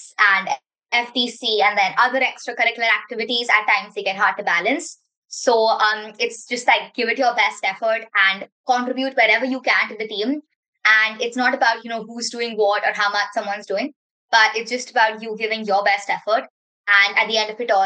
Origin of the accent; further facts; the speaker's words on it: Mumbai, Maharashtra, India; I'm from Mumbai, India, and I'm a part of Team Metrics